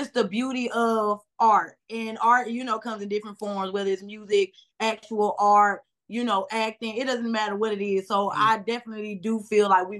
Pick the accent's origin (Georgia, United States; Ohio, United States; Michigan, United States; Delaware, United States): Georgia, United States; Clayton County; We're from Georgia, Clay Cole.